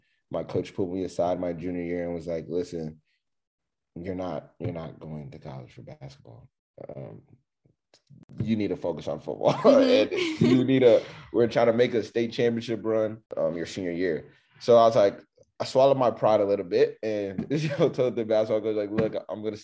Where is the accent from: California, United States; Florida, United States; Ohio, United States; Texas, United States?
Texas, United States; Richmond; I grew up in Richmond, Texas, which is on the outskirts of Houston